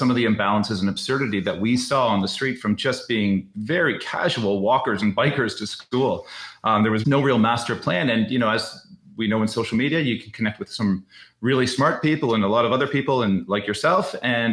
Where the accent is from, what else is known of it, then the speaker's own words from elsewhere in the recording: just outside of Toronto, Ontario, Canada; I grew up just outside of Toronto here in Canada.